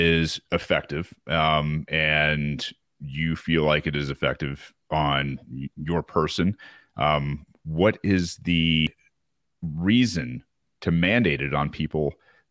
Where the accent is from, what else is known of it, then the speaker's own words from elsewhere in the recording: United States; being American